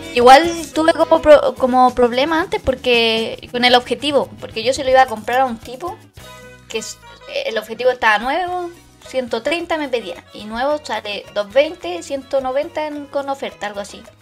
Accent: Maipú, Santiago Metropolitan Region, Chile; yo soy de Maipú

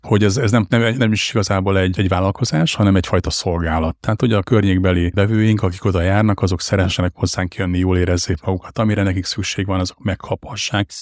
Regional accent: Hajdúszoboszló, Hajdú-Bihar, Hungary; volt vidéken Hajdú Szoboszlon egy á bé cé áruházunk, amit eleinte közösen vezettünk a, a, az édesapámmal

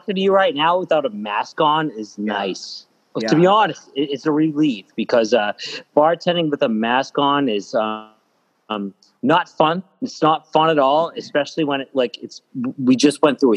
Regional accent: Lynn, Massachusetts, United States; I am from Lynn, Massachusetts

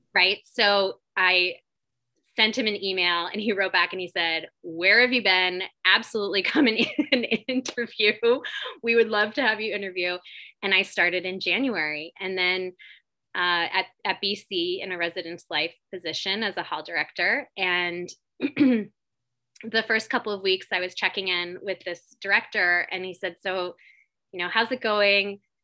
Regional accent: Attleboro, Massachusetts, United States; also born or lived in Syracuse / Miami; fifth grade in my hometown is in middle school

